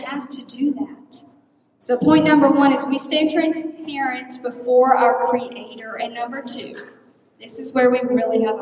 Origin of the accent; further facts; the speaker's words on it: Texas, United States; moved away as an adult; now in Ohio, United States; I'm from Texas